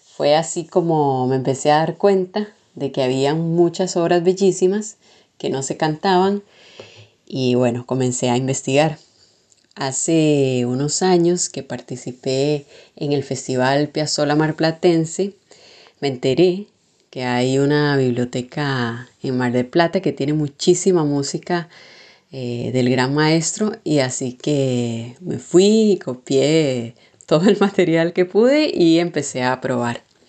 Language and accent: Spanish; Costa Rica; now in Buenos Aires, Argentina; mi casa, en mi país, en Costa Rica